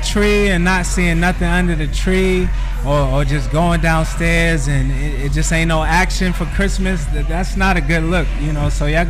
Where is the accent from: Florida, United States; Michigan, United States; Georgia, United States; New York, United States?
New York, United States; New York City; now in Atlanta, United States; I'm a city boy. I'm from New York City.